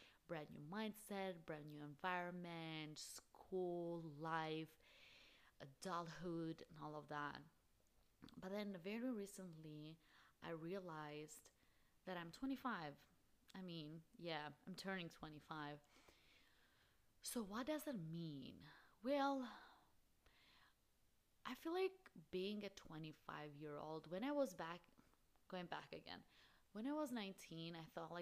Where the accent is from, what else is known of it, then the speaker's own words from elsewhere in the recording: Albania; moved away as an adult; now in Phoenix, United States; I'm originally from Albania. I have been in the States for the last 6 years. I currently live in Phoenix, Arizona.